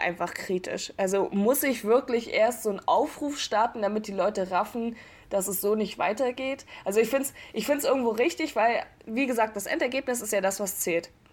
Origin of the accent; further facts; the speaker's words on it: Rostock, Mecklenburg-Vorpommern, Germany; Bin ebenfalls 19 Jahre alt, komme ebenfalls aus Rostock